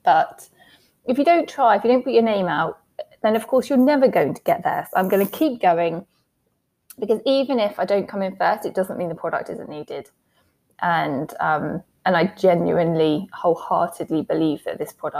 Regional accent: England, United Kingdom; accent: English; my random English accent

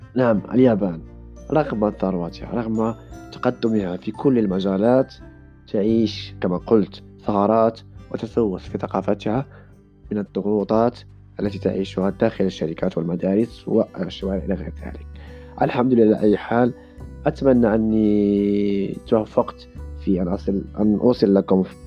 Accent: Morocco; now in Japan; أنا مسلم مغربي

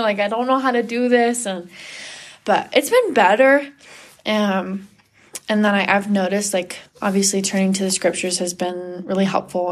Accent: Sammamish, Washington, United States; moved away as an adult; now in Provo, United States; I'm originally from Washington, Washington State, specifically Sammamish. I've lived there all my life

